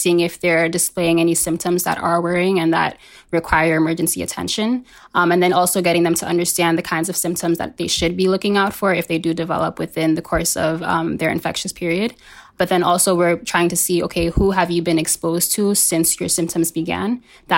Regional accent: New York City, New York, United States; I am from Harlem, so I'm born and raised in Harlem, born to Senegalese parents

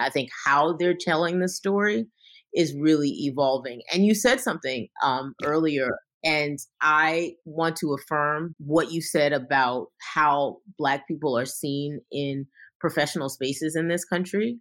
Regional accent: New York City, New York, United States; I came from Brooklyn

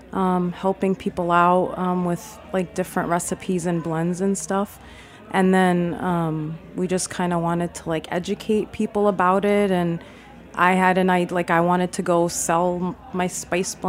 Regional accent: New York City, New York, United States; I was raised in Queens

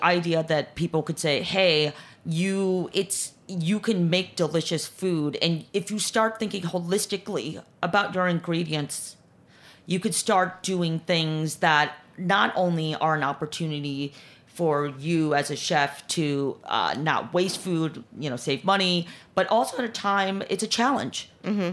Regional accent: Chicago, Illinois, United States; moved away; also born or lived in Korea / New York; grew up uh, in chicago most of my years

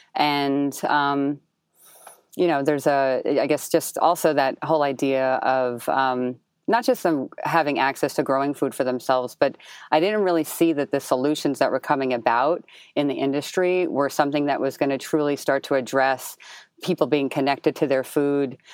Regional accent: Jersey City, New Jersey, United States; I was born and raised in Jersey City, so we sometimes call it, like, the, you know, the additional borough.

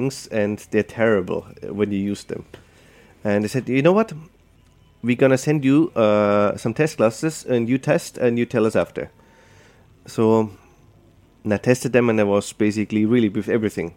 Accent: Austria; moved away as an adult; now in New York, United States; Growing up in Austria as a sommelier

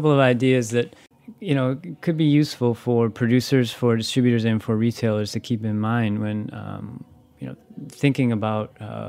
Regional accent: Wisconsin, United States; You know, I'm from Wisconsin.

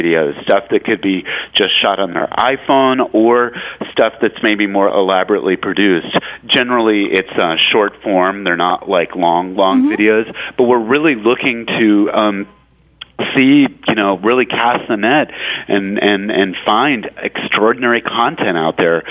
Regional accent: California, United States; I'm originally from California

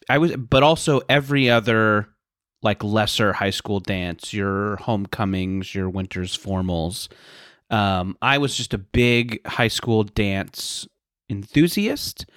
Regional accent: Southern California, United States; I grew up in Southern California

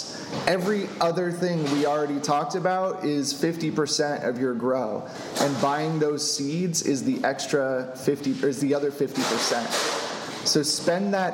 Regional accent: Florida, United States; moved away; I'm from Florida

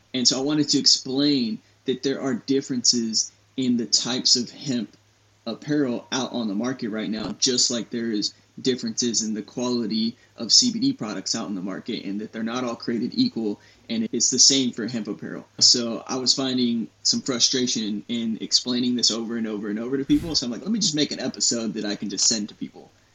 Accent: San Antonio, Texas, United States; I grew up here in Texas, born and raised in San Antonio

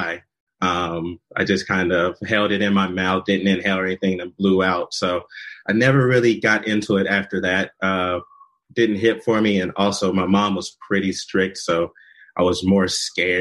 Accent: Oklahoma City, Oklahoma, United States; also born or lived in Dallas, Texas / Salina, Kansas; now in Seattle, United States; I'm born and raised in Oklahoma City.

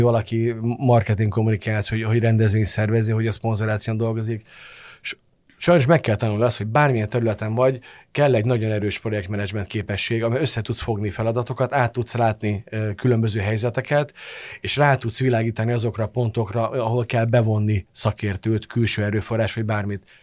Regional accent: Hungary; magyarként hazai pályán vagyok

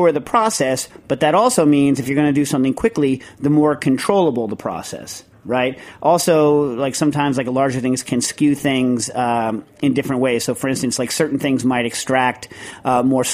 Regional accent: New York, United States; I'm a New Yorker

